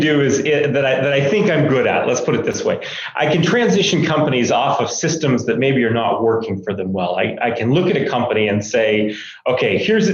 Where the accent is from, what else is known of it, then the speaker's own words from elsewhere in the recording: Maine, United States; moved away as an adult; now in Utah, United States; I was born and raised in Maine and came to Utah, went to school out here and have stayed ever since